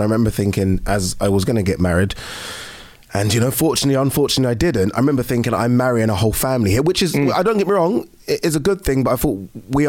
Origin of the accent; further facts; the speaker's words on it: United Kingdom; myself and even my ex, we're British. We're brought up here.